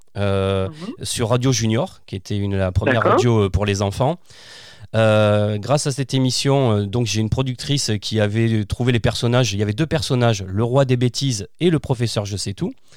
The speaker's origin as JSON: {"language": "French", "town": "Fontvieille", "region": "Provence-Alpes-Côte d'Azur", "country": "France", "tie": "born or raised there", "also_born_or_lived": "Arles", "said": "je suis né à Arles, je suis dans, j'ai grandi dans un petit village qui s'appelle Fontvieille"}